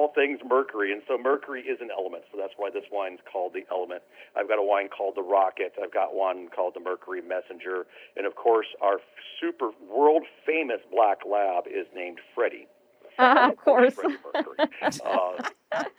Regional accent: Phoenix, Arizona, United States; now in Geyserville, United States; I was born and raised in Phoenix, Arizona

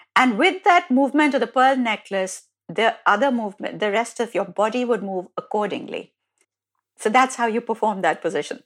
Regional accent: Delhi, India; an Indian girl growing up in Delhi

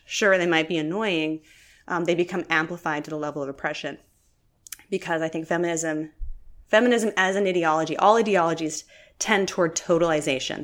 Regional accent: Utah and eastern Idaho, United States; moved away as an adult; now in Oregon, United States; I grew up in the Intermountain West and primarily in the Mormon Belt in Utah and eastern Idaho

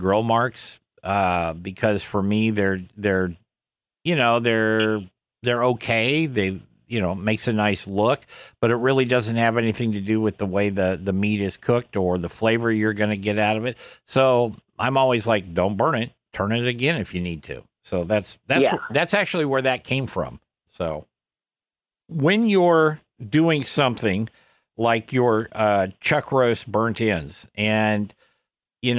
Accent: the North, United States; I'm a Northerner

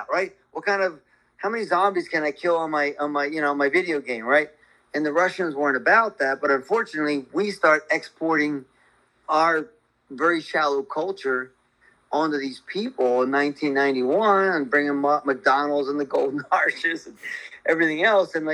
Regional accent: Philippines; When you, I came from the Philippines, who are the friendliest people on the planet, right?

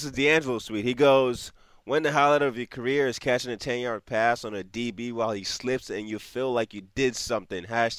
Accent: Nigeria; now in United States; I'm a dual citizen, American and Nigerian.

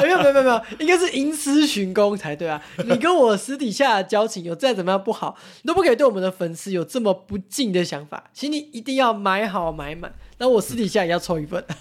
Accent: Taiwan; 我们台湾人

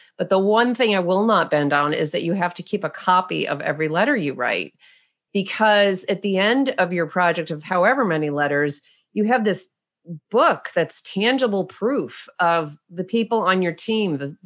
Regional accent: United States; I'm American.

